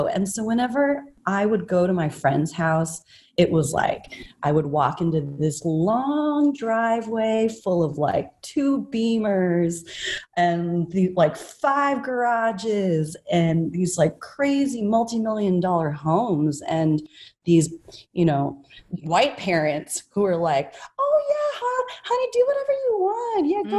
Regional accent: United States; I identify as a Filipino American because I was definitely both raised on American culture and Filipino culture

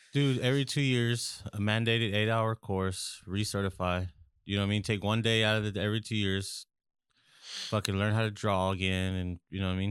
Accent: California, United States; We're from California

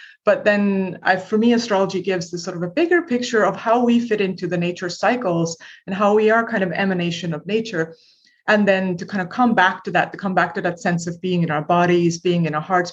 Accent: Estonia; moved away as an adult; now in United States; I'm originally from Estonia, which is, you know, a tiny country in Northern Europe, used to be part of the Soviet Union when I was a little kid.

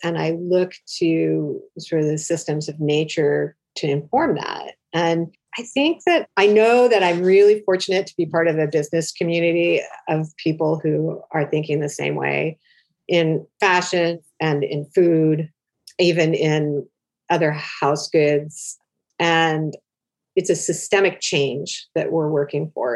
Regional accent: Oregon, United States; I grew up in Oregon in the 70s

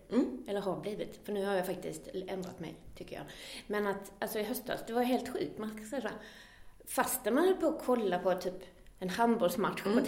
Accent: Skåne, Sweden; accent: Scanian; som jag har bott i Göteborgstrakten, eller utanför Skåne i alla fall, så har jag ju tappat lite av min dialekt.

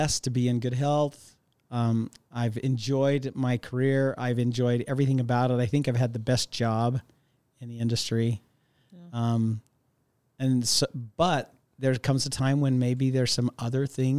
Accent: Sandy, Utah, United States; I still have some great memories growing up in Sandy, Utah

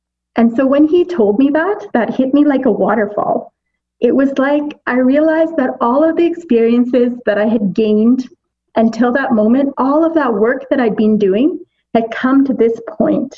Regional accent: Pakistan; me being as a Pakistani

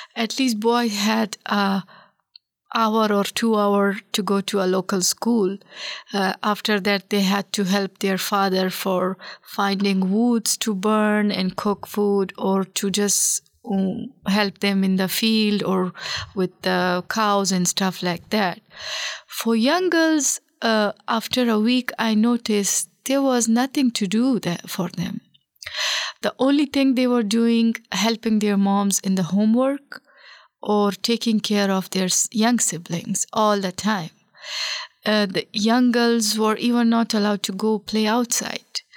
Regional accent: Pakistan; moved away as an adult; also born or lived in Kabul, Afghanistan; now in Nebraska, United States; I was born in the Kabul, the capital of Afghanistan. So, because of the civil war at that time, and my father was uh, in a government official, my family moved to Pakistan as a refugee, and we spent more than a decade there as a refugees.

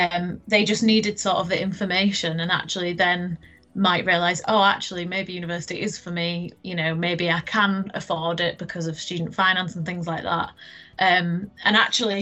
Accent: Leeds, Yorkshire and the Humber, United Kingdom; I am originally from Leeds, from East Leeds. You can probably tell by my accent

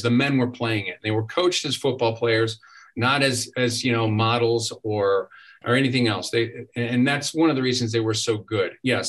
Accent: Toledo, Ohio, United States; I'm from Toledo, Ohio. I grew up there in the 1970s

